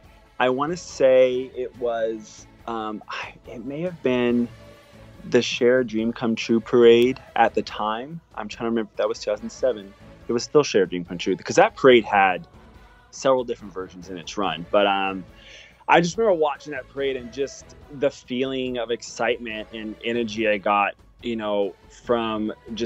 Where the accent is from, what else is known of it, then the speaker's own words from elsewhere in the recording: Louisiana, United States; So I grew up in Southeast Louisiana, so not too far, about maybe 11-hour drive to Orlando.